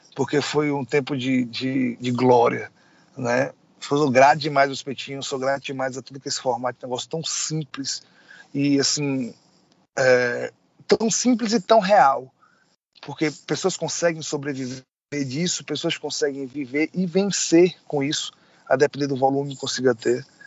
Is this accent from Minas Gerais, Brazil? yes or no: no; Bahia, Brazil; eu sou baiano